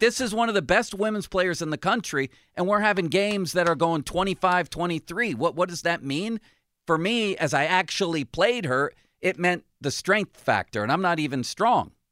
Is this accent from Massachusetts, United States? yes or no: no; Buffalo, New York, United States; moved away; growing up in Buffalo